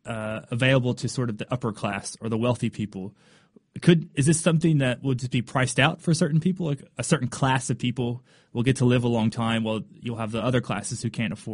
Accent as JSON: {"language": "English", "region": "Kentucky", "country": "United States", "moved": "yes", "said": "I'm originally from Kentucky. I don't live there anymore"}